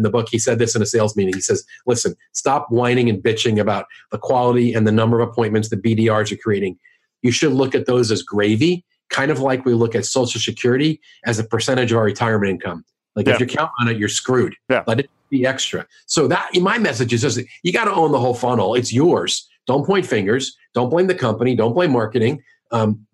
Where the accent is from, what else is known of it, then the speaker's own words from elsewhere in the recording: New York, United States; now in St. Louis, United States; I'm from New York, I live in St. Louis